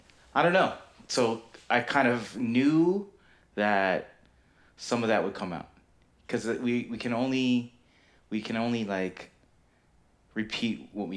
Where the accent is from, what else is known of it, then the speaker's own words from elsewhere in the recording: Philippines; we're Filipino, and my dad was in the Navy, and, you know, old school Filipino dads